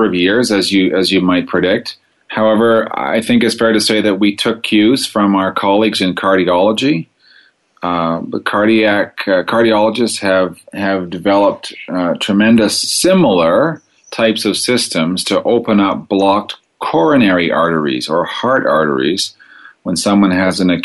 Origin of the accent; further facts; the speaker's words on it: Toronto, Ontario, Canada; moved away as an adult; also born or lived in Montreal, Canada / Ottawa, Canada; now in Calgary, Canada; I grew up in Toronto, which is in Ontario in Canada